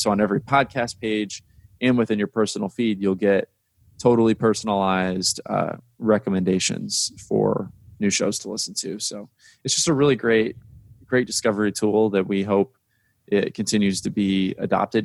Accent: Indiana, United States; I'm from Indiana

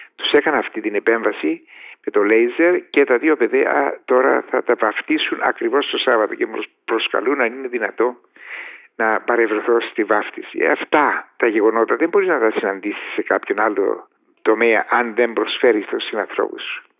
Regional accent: Paphos, Paphos District, Cyprus; moved away as an adult; now in England, United Kingdom; πηγαίνω στην Κύπρο, στην Πάφο, διότι περνώ έξω από το σπίτι μου που δεν υπάρχει πλέον

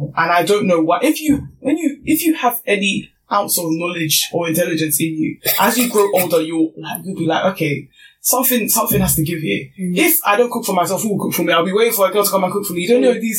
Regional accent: Nigeria; being Nigerian

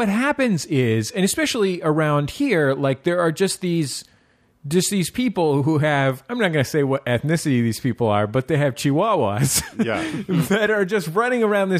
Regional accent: San Francisco, California, United States; now in Los Angeles, United States; I mean, I know, you know, I grew up in San Francisco, and I don't think in, you know, 20 years of living in San Francisco, I saw just a miscellaneous dog running down the street.

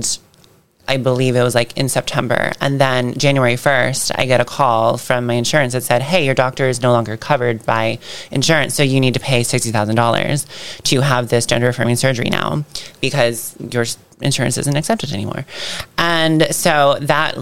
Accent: Ocala, Florida, United States; born or raised there

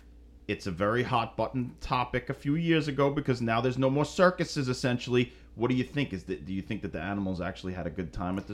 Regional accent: United States; We're filthy American scumbags

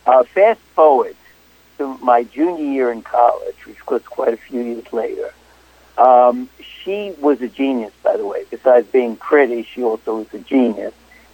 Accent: New York City, New York, United States; born and raised in Brooklyn.

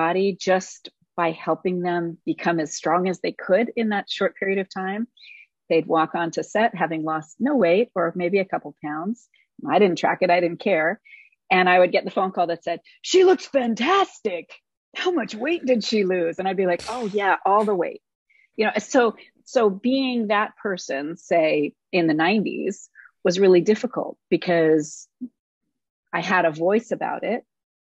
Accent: Los Angeles, California, United States; I am born and raised in Los Angeles. I was raised by a crazy folk singer daddy and raised on the road

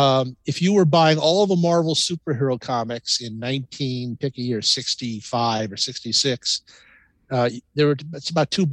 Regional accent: Los Angeles, California, United States; I was born in Los Angeles and reared in Los Angeles and had no intention of moving back to New York.

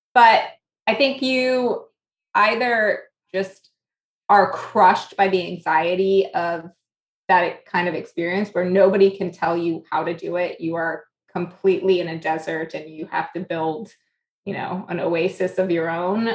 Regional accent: New York, United States; moved away; also born or lived in South Florida / Boston; I was born here. I'm a New Yorker.

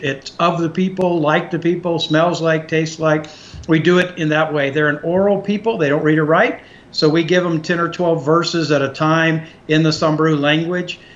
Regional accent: Texas, United States; we grew up in Texas

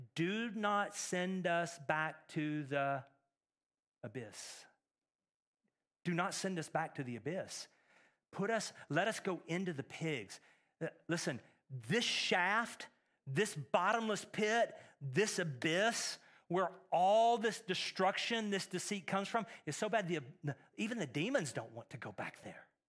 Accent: Texas, United States; now in Middle Tennessee, United States; Growing up in Texas

